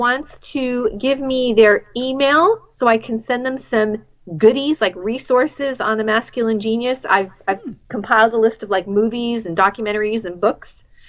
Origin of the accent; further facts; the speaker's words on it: New England, United States; I'm from New England, and we're, like, booky people.